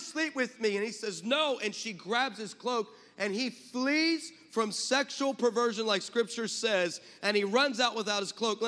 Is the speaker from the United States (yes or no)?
yes; California, United States; I'm from California